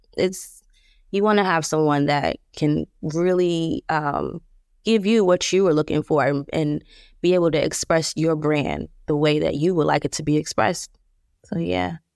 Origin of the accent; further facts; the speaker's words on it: Plainfield, New Jersey, United States; I'm from New Jersey, uh, Plainfield, New Jersey, to be exact.